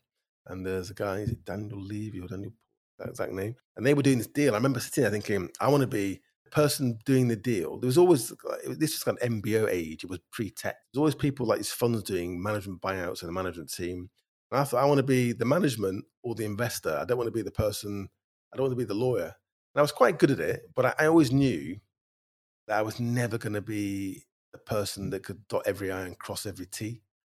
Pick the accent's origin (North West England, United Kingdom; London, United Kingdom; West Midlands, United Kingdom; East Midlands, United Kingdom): North West England, United Kingdom; Bacup; also born or lived in Stoke-on-Trent; and then I moved up to Lancashire when I was kind of 9. My dad got a job in Manchester. And I grew up in a mill town in Lancashire, quite a small one, called Baker, Rosendale.